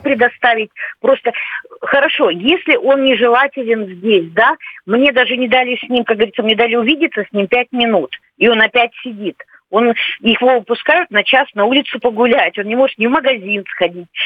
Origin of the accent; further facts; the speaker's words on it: Ukraine; moved away as an adult; also born or lived in Lviv, Ukraine; now in Russia; мы родились на Украине